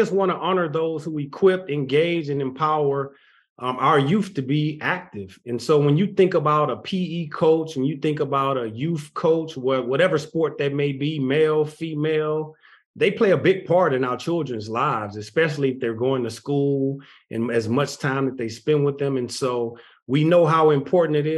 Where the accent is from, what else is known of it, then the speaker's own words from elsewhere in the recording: Texas, United States; I'm from Texas. I live in Texas